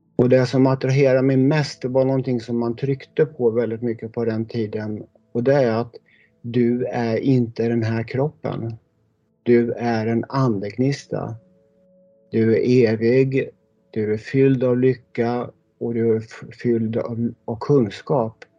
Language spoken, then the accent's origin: Swedish; Sweden; born or raised there